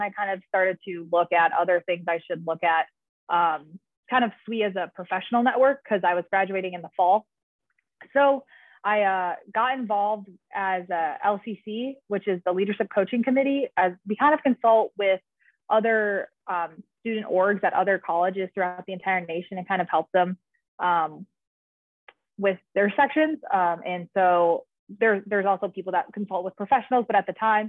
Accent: Naperville, Illinois, United States; moved away as an adult; also born or lived in Columbus, Ohio; now in Los Angeles, United States; I'm originally from Naperville, Illinois, which is a suburb outside of Chicago.

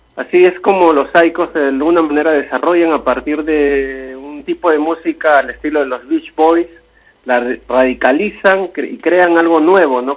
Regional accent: Lima, Peru; el distrito donde yo nací San Martín de Porres

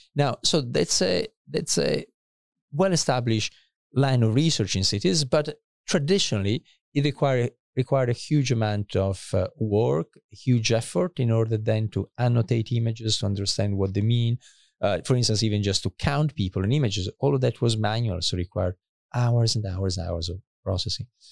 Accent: countryside near Asti, Piedmont, Italy; moved away as an adult; also born or lived in Paris / Cambridge, United Kingdom / Cambridge, Massachusetts; I was born in Italy, northern Italy. Uh, my family is both from Milan and Turin. And then, uh, I actually grew up for a few years also in, uh, in, uh, in the countryside next to Asti

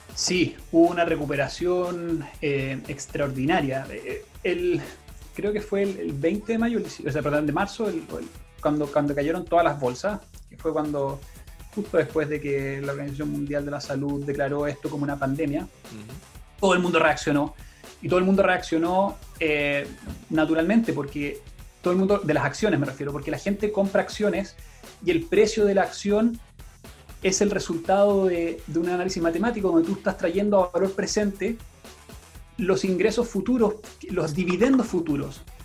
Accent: Santiago, Santiago Metropolitan Region, Chile; moved away as an adult; now in Pucón, Chile; nosotros somos originalmente de Santiago mi, con mi esposa

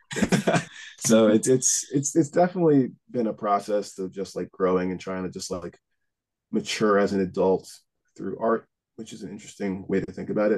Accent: Huntington, New York, United States; also born or lived in Greenlawn; now in New Jersey, United States; I grew up in Huntington for the most part

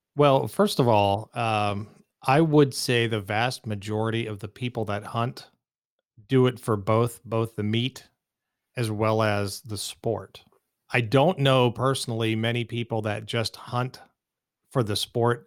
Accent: east of Pittsburgh, rural Pennsylvania, United States; now in Phoenix, United States; I grew up in, uh, the rural, uh, parts of Pennsylvania, about thirty miles or so, I would say, uh, east of the city of Pittsburgh

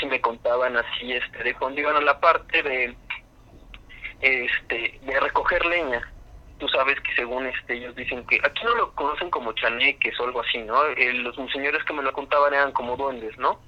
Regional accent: San Rafael, State of Mexico, Mexico; yo soy del Estado de México, de una zona que está cerca de los volcanes del Iztaccíhuatl y el Popocatépetl.

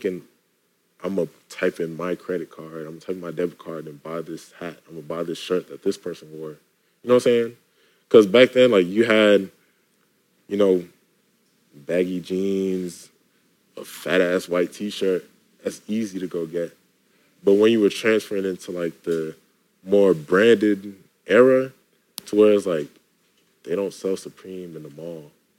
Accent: New York, United States; It was cool. I grew up with I feel like I grew up with a lot of the culture.

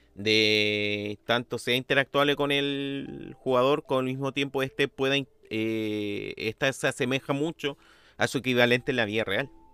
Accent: Chile; como uno chileno sabe cuánto vale una luca

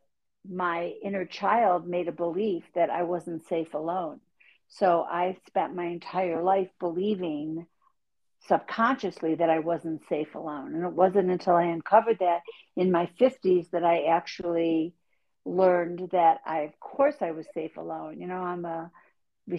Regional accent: Buffalo, New York, United States; accent: Buffalo; moved away; I grew up in Buffalo, New York

